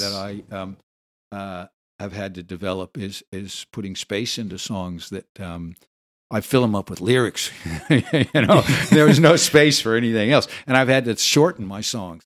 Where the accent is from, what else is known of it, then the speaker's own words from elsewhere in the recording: Los Angeles, California, United States; moved away as an adult; also born or lived in Hawaii; raised in, in California, in Los Angeles